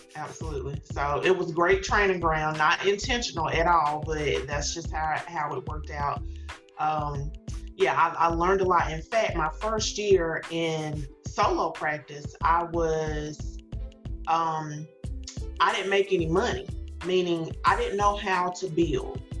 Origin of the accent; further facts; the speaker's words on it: small town about an hour from Greenville, South Carolina, United States; I, grew up in a in a small town, had worked in a small town, um, local to you know Greenville, not that far, maybe about an hour away, but still, it's my hometown